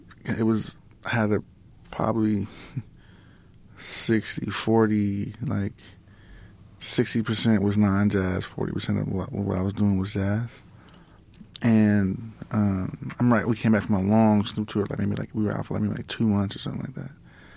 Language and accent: English; Los Angeles, California, United States; we grew up in Lamar Park, like around, you know, Kamal Dudes, you know, the World Stage